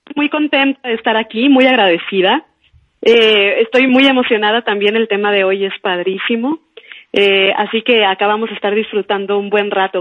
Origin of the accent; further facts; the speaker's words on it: Sonora, Mexico; moved away as an adult; now in Mexico City, Mexico; que es de donde yo soy originaria